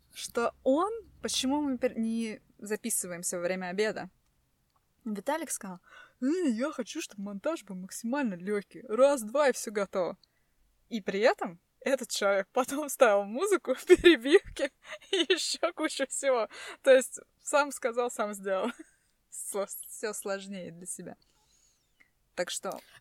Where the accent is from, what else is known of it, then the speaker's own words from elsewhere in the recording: Tallinn, Harju County, Estonia; мы из Эстонии, э, из Сталина